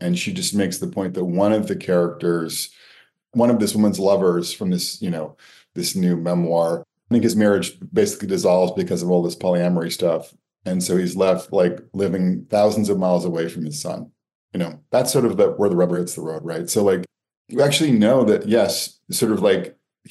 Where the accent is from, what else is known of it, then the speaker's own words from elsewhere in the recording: Connecticut, United States; growing up in Connecticut